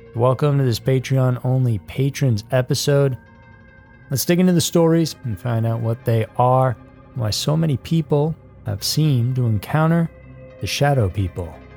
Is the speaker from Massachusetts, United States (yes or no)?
yes; Massachusetts, United States; I grew up in Massachusetts